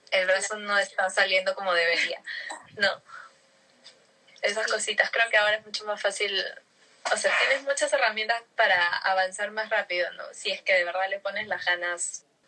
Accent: Lima, Peru; yo crecí en Surco

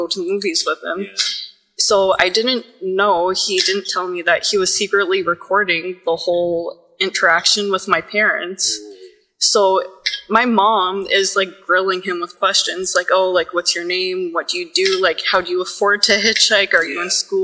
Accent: Cornwall, Ontario, Canada; moved away as an adult; now in Ottawa, Canada; I grew up about an hour from here in Cornwall, so there's about 50,000 people I think now

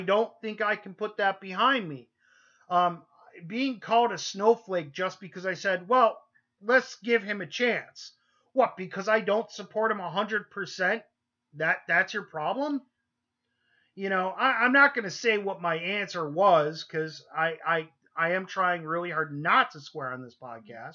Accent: New York, United States; moved away; we're originally from New York

